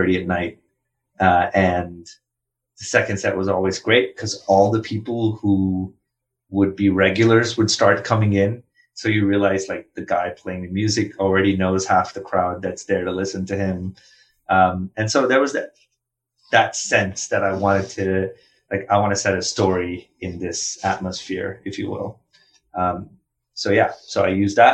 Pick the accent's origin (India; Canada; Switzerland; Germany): India; English is a second language; moved away as an adult; also born or lived in Philadelphia; as a kid growing up in India